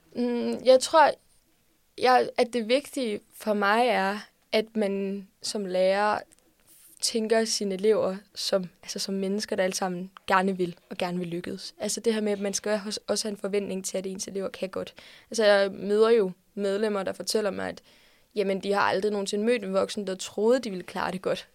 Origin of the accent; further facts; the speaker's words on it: Odense, Southern Denmark, Denmark; jeg kommer fra Odense